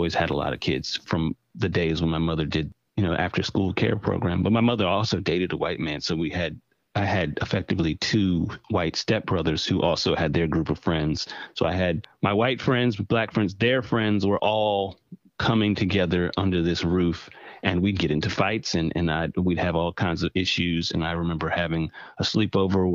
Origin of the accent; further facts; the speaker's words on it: Durham, North Carolina, United States; I grew up in the most left-leaning city in North Carolina, which is Durham, North Carolina.